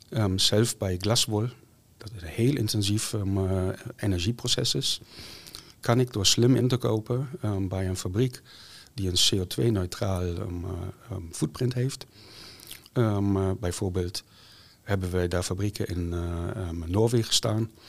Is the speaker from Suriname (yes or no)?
no; Germany; Dutch is a second language; now in Netherlands; Nee, ik kom uit Duitsland.